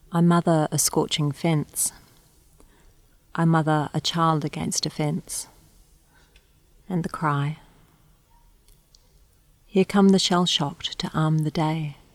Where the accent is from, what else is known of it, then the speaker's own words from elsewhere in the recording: New Zealand; also born or lived in Australia / Singapore; now in Canberra, Australia; I'm from Aotearoa, New Zealand, also from Australia, and recently I've arrived here from Singapore.